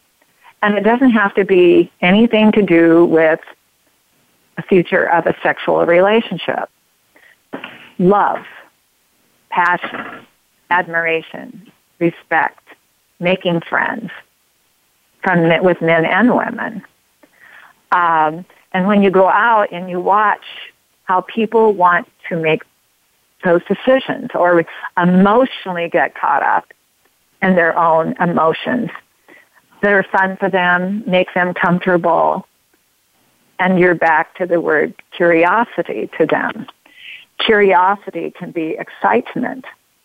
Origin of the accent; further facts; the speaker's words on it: United States; I'm an all-American woman